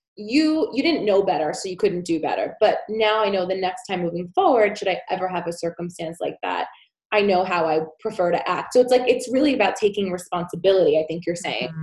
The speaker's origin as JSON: {"language": "English", "town": "New York City", "region": "New York", "country": "United States", "said": "I'm from New York City"}